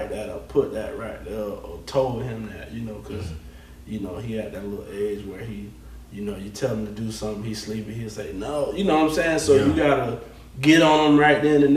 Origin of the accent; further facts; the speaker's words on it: Gainesville, Florida, United States; also born or lived in Orange Lake, Florida; I was born and raised in Gainesville